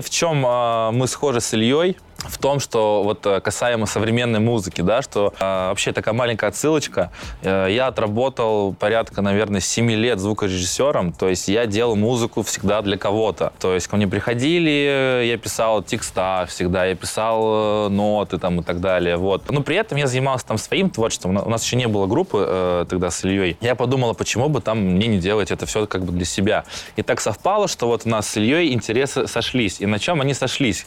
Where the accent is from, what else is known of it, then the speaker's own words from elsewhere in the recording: Saint Petersburg, Russia; у нас в Питере. А, я родом с этого района, я там жил, я там учился